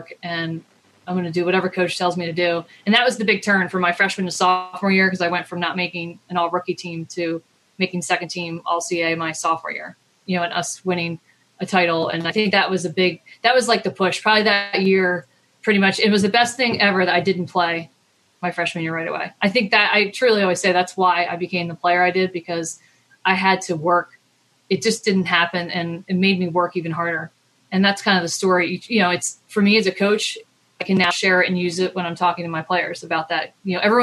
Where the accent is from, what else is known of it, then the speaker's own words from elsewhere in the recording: Maryland, United States; I'm from Maryland.